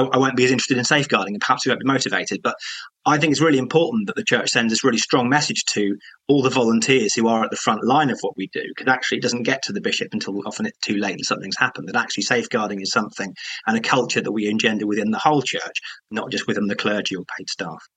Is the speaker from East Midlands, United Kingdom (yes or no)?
no; Croydon, London, United Kingdom; I'm from Croydon